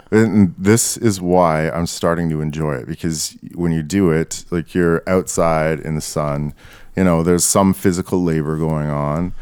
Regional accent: Canada; I identify as Canadian.

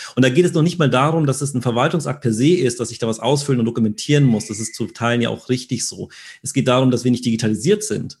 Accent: Germany; wir sind sehr rational als Deutsche

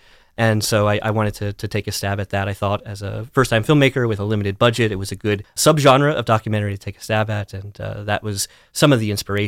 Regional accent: Pennsylvania, United States; also born or lived in Dallas, Texas; I grew up mostly in elementary school down towards Lancaster County in Pennsylvania, had middle school stint in Dallas, Texas area, and then most of high school in western Pennsylvania, sort of near Clarion.

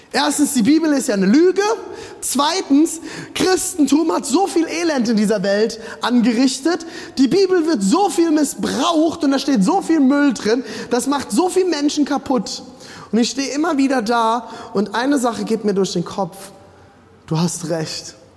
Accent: Germany

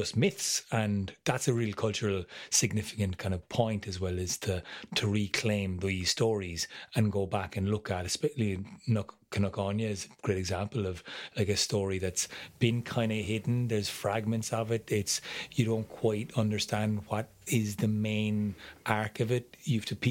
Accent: Munster, Ireland; also born or lived in Galway; we're from Munster

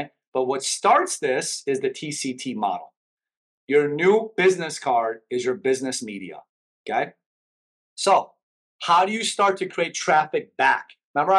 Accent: Chicago, Illinois, United States; English is a second language; moved away as an adult; now in Miami, United States; I grew up in Chicago

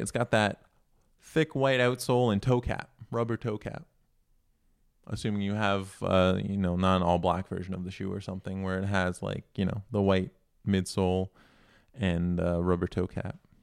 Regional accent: Canada; I'm not American, we're in Canada, here

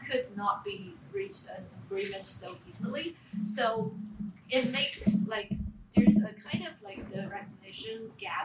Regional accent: China; moved away; I'm also from China.

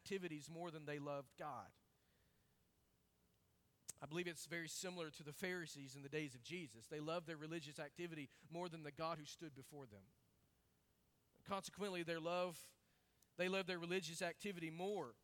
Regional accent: Arkansas, United States; I grew up in Arkansas around a whole lot of hogs and chickens.

